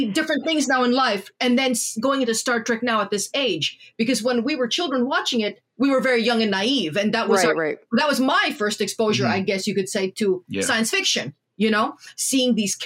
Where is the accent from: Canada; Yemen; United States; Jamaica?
Canada; us as children of immigrant parents in Canada